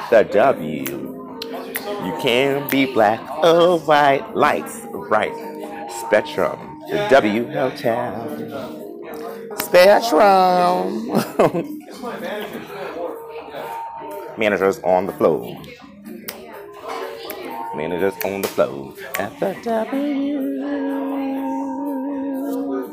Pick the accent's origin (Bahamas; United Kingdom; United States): United States; New York City, New York; I'm from Brooklyn